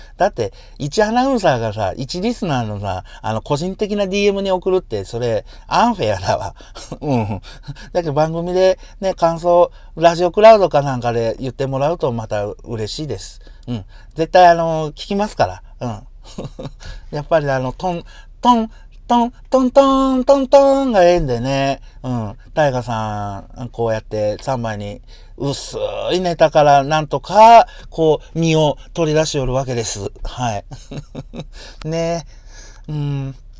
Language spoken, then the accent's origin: Japanese; Yamaguchi, Japan; now in Hiroshima, Japan; 元が僕山口生まれ